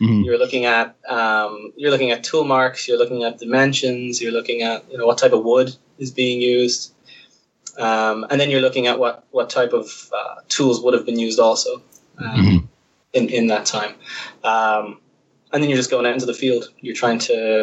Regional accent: Dublin, Leinster, Ireland; I'm an archaeologist from Dublin

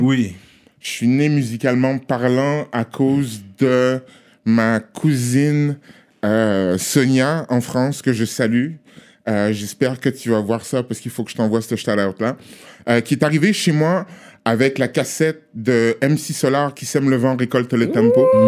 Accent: Togo; now in Montreal, Canada; On est à Montréal, je suis togolais

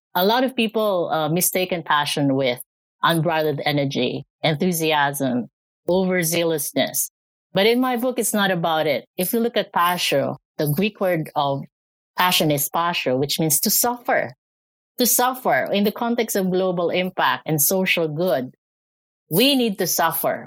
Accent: Philippines; moved away as an adult; also born or lived in Canada; now in Alberta, Canada; I'm from the Philippines. Uh, I was uh, I was born there, educated, grew up, uh, did a lot of work back there, and I moved here to Canada in 2010.

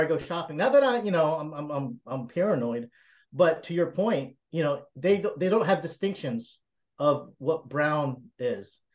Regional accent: South Carolina, United States; I was raised, born and raised in South Carolina

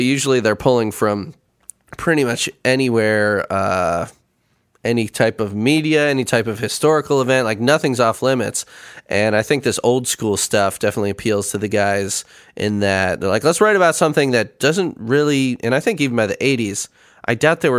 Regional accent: Chicago, Illinois, United States; moved away; I grew up in Chicago

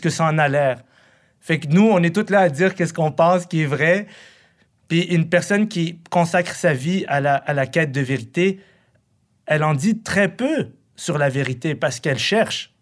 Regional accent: Quebec, Canada; also born or lived in Morocco / Buffalo, United States; Moi, je viens d'une famille qui a fui la guerre. Puis là, je suis ici depuis, que, depuis que je suis petit. Je suis un fils de réfugié irakien, moi, c'est ça que je suis. Mais j'ai compris que je, je suis un Québécois

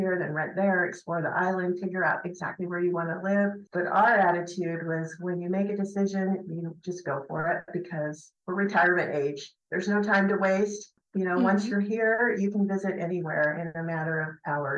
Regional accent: Huntington Beach, California, United States; moved away as an adult; also born or lived in Oregon; now in Taormina, Italy; growing up in Huntington Beach, California

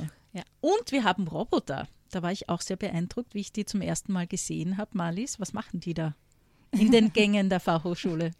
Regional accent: Graz, Styria, Austria; steirisch betrifft mich. Ich komme aus Graz

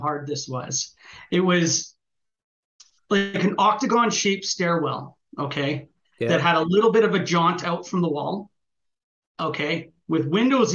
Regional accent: Canada; I'm Canadian

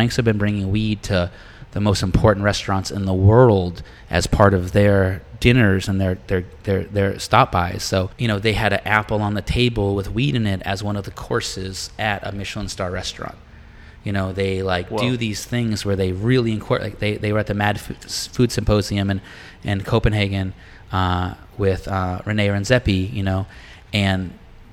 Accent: Massachusetts, United States; I grew up in Massachusetts, so there was lots of boats

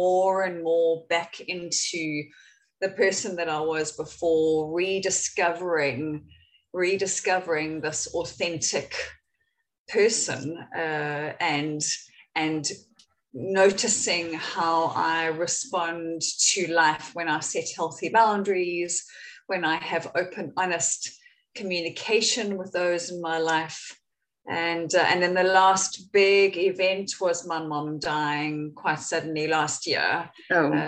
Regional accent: Windhoek, Khomas, Namibia; moved away as an adult; also born or lived in Cape Town, South Africa; I was born in Cape Town, even though I grew up in Namibia

